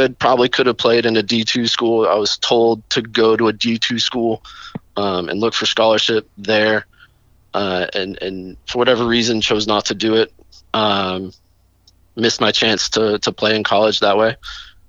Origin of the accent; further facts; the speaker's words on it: Chattanooga, Tennessee, United States; I grew up in Chattanooga